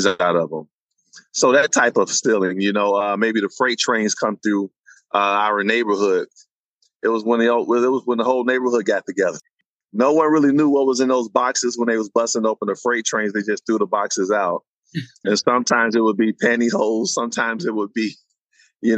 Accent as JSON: {"language": "English", "town": "Chicago", "region": "Illinois", "country": "United States", "tie": "born or raised there", "said": "But the west side of Chicago growing up during the 80s was really a tough poor."}